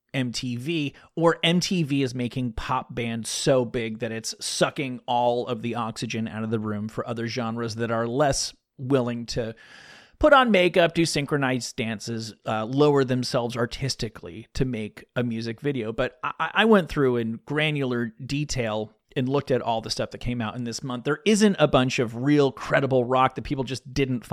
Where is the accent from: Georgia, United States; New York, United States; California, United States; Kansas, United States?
New York, United States; the New York area, United States; When I was a kid, I grew up in the New York area